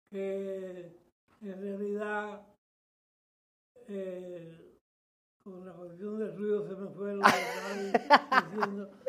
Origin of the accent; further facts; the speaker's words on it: Santo Domingo, Distrito Nacional, Dominican Republic; now in United States; nací en Santo Domingo, República Dominicana, en el 1933.